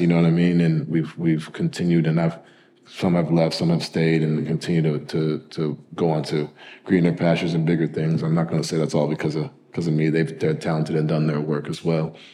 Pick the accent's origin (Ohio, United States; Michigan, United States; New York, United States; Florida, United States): New York, United States; also born or lived in Louisville / Utah / Cleveland; now in Connecticut, United States; I grew up in New York, you know, went to private school in Connecticut, and I currently live in Connecticut now